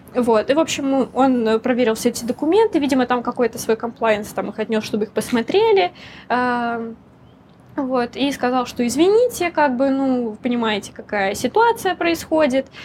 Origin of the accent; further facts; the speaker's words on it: Russia; moved away as an adult; now in Hong Kong; я из России